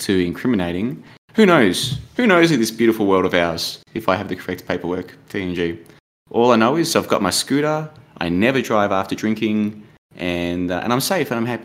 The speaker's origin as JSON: {"language": "English", "country": "Australia", "moved": "yes", "lives_now": "Thailand", "said": "oh, Australia"}